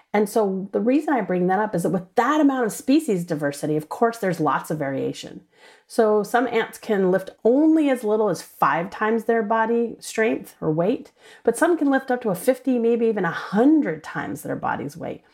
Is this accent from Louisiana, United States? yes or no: yes; New Orleans, Louisiana, United States; I grew up in New Orleans, Louisiana